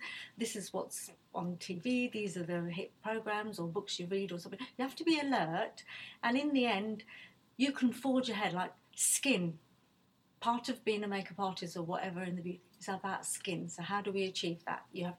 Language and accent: English; Nigeria; now in United Kingdom; look, I wasn't born in this country. I came from Nigeria, my parents were from Bangladesh.